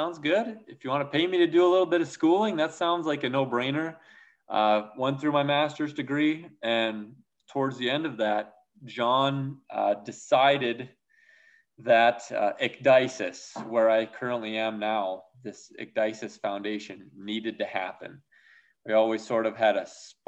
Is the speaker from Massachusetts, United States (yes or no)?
no; Minnesota, United States; moved away as an adult; also born or lived in South Dakota; I grew up in Minnesota, and of course, Minnesota nice is the real deal